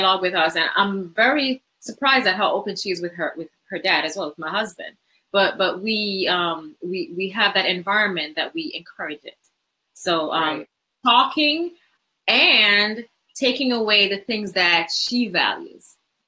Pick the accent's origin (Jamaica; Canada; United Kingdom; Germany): Jamaica; now in United States; I didn't grow up in America, so I grew up in Jamaica